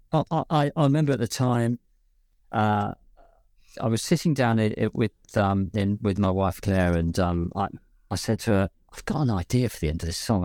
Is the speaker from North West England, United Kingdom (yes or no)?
no; London, United Kingdom; accent: West London, London twang; my normal accent, which is kind of a bit West London